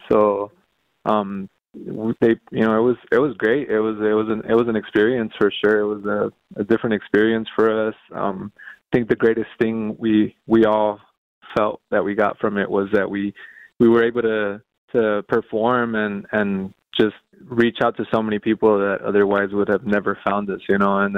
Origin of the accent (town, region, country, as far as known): Los Angeles area, California, United States